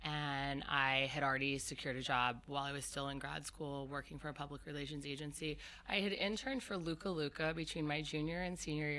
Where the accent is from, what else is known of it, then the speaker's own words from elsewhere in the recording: Cherry Hill, New Jersey, United States; I grew up in Cherry Hill, New Jersey. I went to all-girls Catholic prep school on the main line outside of Philadelphia.